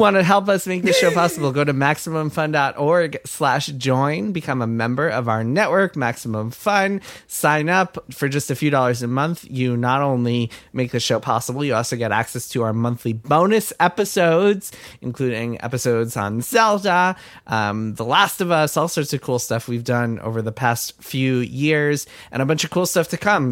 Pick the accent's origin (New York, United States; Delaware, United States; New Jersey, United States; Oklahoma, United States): New York, United States; Westchester; my hometown of Westchester